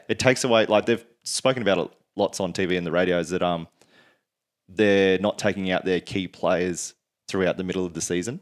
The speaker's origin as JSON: {"language": "English", "region": "Queensland", "country": "Australia", "tie": "born or raised there", "also_born_or_lived": "Sydney, New South Wales"}